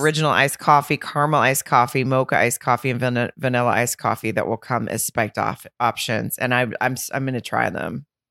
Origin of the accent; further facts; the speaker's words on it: the South, United States; I'm from the South